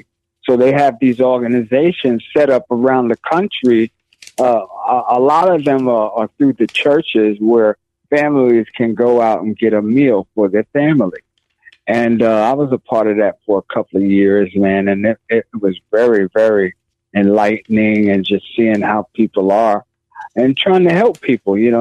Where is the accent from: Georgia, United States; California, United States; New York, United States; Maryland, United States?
New York, United States; New York City; when I was growing up and a young kid growing up in Harlem, as a teenager